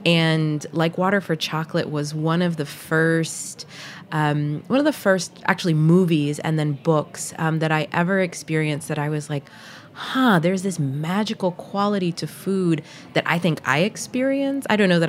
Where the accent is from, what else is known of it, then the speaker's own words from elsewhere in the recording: the South, United States; particularly when I was growing up in the South, and would look at my American friends' pantries versus what was in my pantry